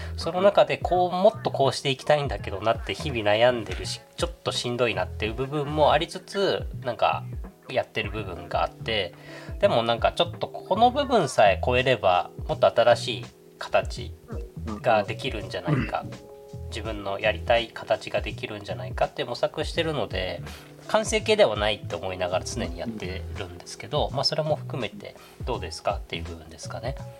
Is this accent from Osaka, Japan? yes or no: no; Okinawa, Japan; 僕は沖縄出身